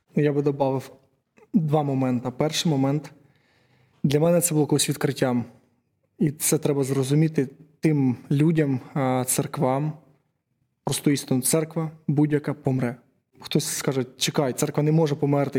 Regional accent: Uman, Cherkasy Oblast, Ukraine; я з Умані

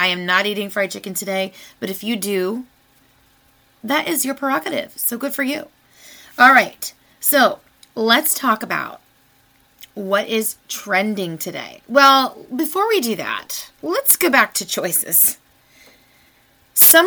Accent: United States; I was born in the United States of America

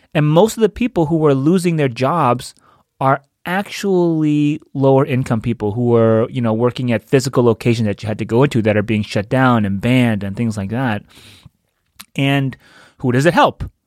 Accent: New York, United States; moved away; I'm from New York. I have a lot of family there.

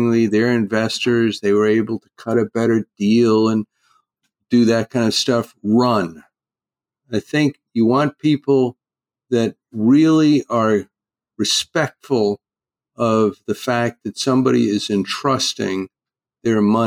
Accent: East Coast, United States; now in California, United States; I grew up out on the East Coast, a fisherman

